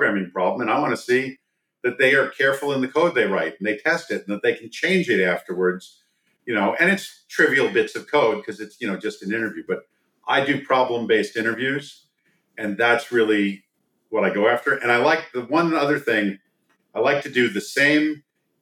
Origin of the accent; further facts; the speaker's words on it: East Coast, United States; moved away as an adult; now in Silicon Valley, United States; I grew up on the East Coast